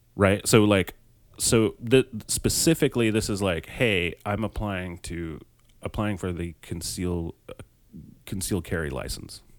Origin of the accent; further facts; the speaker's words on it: Colorado, United States; my home state